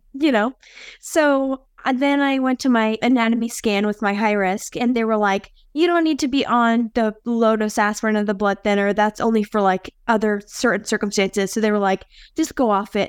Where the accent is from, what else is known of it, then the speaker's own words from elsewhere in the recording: Philadelphia, Pennsylvania, United States; moved away as an adult; now in Kansas City, United States; I'm from Philadelphia. I moved to Kansas City a couple of years ago, and so I lived in Philly my whole life. I was born there